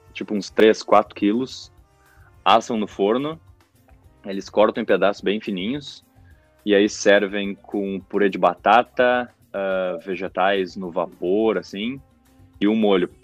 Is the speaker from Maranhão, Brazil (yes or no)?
no; Porto Alegre, Rio Grande do Sul, Brazil; moved away as an adult; now in Ireland; eu sou de Porto Alegre, gaúcho. Sempre morei em Porto Alegre, nunca morei em nenhum outro lugar